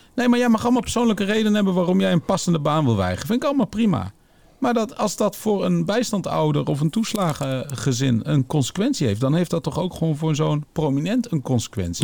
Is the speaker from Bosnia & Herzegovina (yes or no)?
no; Netherlands; als Nederlander